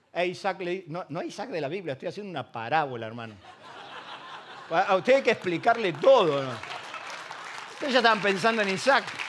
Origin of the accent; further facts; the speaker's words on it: Isidro Casanova, Buenos Aires Province, Argentina; now in Ramos Mejía, Argentina; Yo soy de Casanova, quiero que quede bien claro. Circunstancialmente estoy en Ramón Mejía.